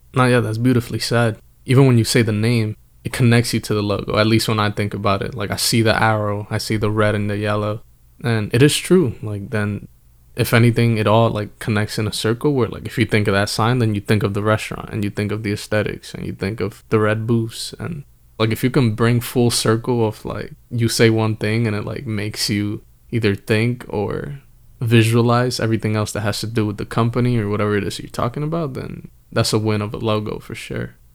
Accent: Northeast, United States; we are from the Northeast.

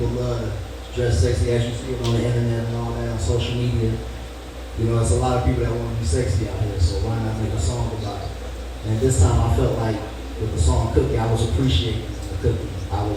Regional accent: Flint, Michigan, United States; I'm from Flint

